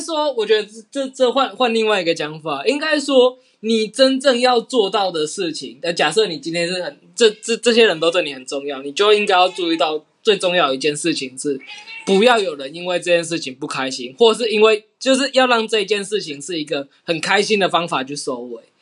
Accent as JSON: {"language": "Chinese", "region": "Yunlin County", "country": "Taiwan", "said": "我是云林人"}